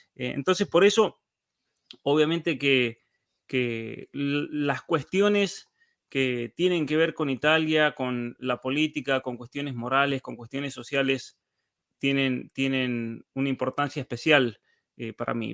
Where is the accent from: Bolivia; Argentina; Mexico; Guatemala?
Argentina; now in Canada; yo me crié en la Argentina